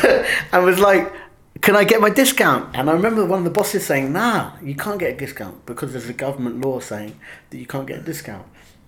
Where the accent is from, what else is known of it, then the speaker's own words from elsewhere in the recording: England, United Kingdom; And I think we as English people have this mental image of Californians.